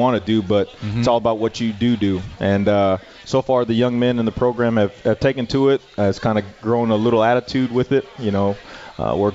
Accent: El Paso, Texas, United States; moved away; El Paso, my hometown

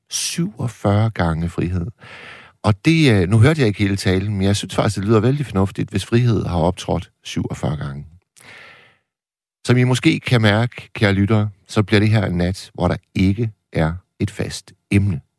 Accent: Hirtshals, North Denmark Region, Denmark; Det er deroppe på min øh, hjemmeegn. Jeg er jo fra Hirtshals.

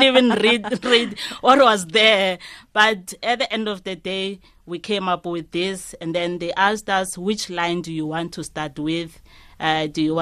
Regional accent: Limpopo, South Africa; we are from Limpopo in Giani

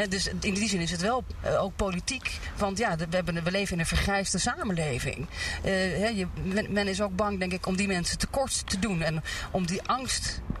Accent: Netherlands; als Nederlanders

